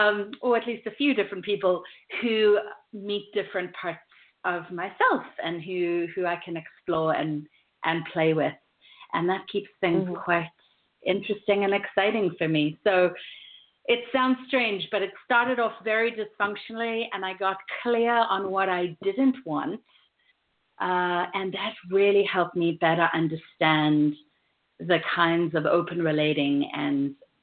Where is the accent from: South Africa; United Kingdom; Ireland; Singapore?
South Africa; now in United States; And while I've learned to roll my R's in the last 13 years of living in the U.S., I grew up in South Africa, and then I lived